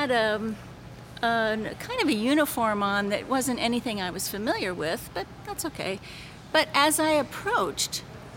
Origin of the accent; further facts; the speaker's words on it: Virden, Illinois, United States; now in St. Louis, United States; I'm from Verdon, Illinois, but I live in St. Louis now